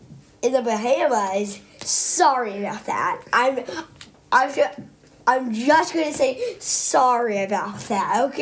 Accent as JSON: {"language": "English", "region": "North Carolina", "country": "United States", "tie": "born or raised there", "said": "because I'm from North Carolina."}